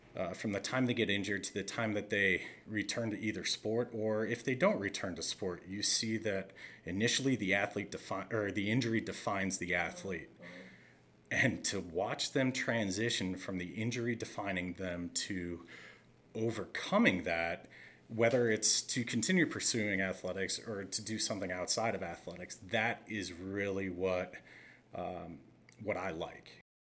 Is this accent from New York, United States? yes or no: no; just outside of Scranton, Pennsylvania, United States; growing up in Pennsylvania, just outside of Scranton